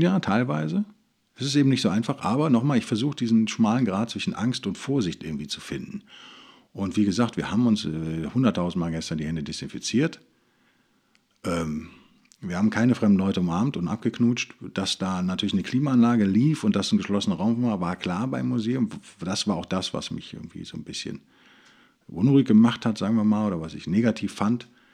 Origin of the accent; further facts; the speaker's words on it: Germany; wenn man aus Deutschland kommt